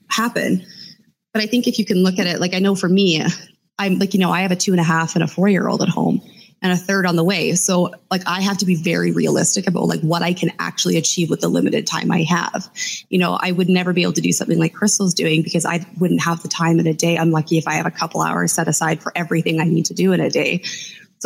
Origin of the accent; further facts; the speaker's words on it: Canada; I'm Canadian